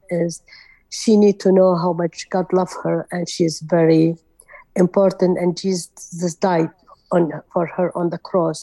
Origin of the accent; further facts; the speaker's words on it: Kirkuk, Kirkuk Governorate, Iraq; English is a second language; moved away as an adult; I born in Iraq, and I raised in Kirkuk